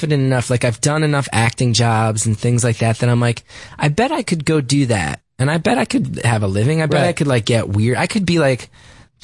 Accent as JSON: {"language": "English", "town": "West Orange", "region": "New Jersey", "country": "United States", "tie": "born or raised there", "said": "a lot of it took place in West Orange, my hometown"}